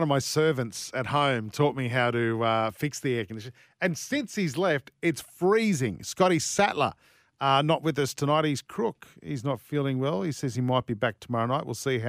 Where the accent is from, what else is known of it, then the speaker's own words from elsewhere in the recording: Sydney, New South Wales, Australia; I grew up in Sydney. You could hear it in Sydney.